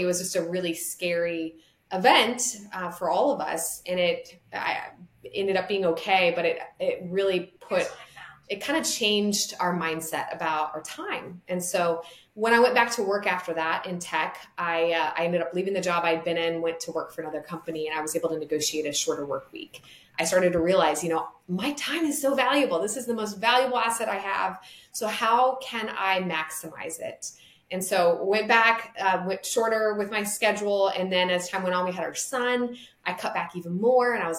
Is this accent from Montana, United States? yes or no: yes; Montana, United States; now in Lynchburg, United States; my background is I came from Montana.